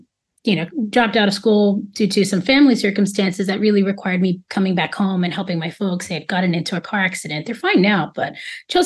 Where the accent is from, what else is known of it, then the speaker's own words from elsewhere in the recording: New York City, New York, United States; moved away as an adult; now in Dominican Republic; I'm definitely a New Yorker, and New York is such a multi-hyphenate place. I'm born and raised in Queens